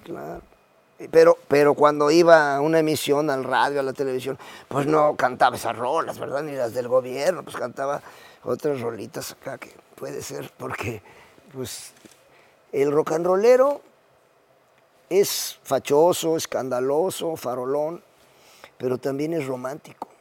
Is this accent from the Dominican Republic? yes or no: no; Puebla, Mexico; yo soy allá de la Bella República de los Borrachitos y los Camotes